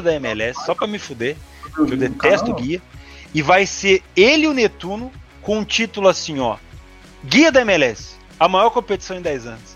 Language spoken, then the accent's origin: Portuguese; Rio de Janeiro, Brazil; eu sou, eu sou carioca